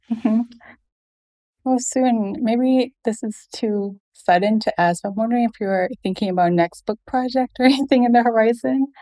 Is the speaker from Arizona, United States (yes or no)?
no; Fayetteville, Arkansas, United States; I grew up in Arkansas